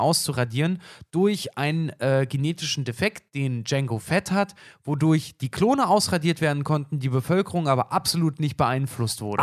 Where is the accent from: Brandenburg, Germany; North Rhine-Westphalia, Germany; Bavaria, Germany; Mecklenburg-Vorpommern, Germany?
Brandenburg, Germany; in meinem Heimatbundesland, ich, ich komme aus, aus Brandenburg